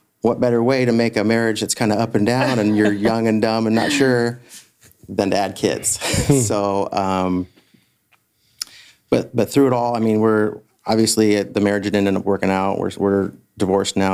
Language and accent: English; west of Warsaw, Kosciusko County, Indiana, United States; We grew up in Edna Green